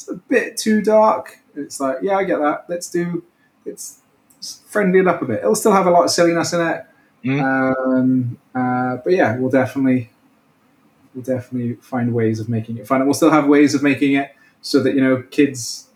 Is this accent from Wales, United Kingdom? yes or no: yes; Welsh, Wales, United Kingdom; So being Welsh